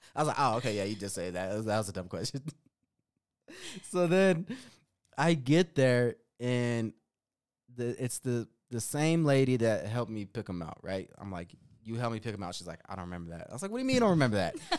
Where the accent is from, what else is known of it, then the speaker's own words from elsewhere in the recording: Denver, Colorado, United States; accent: Denver Chicano; my accent's purely Denver, Chicano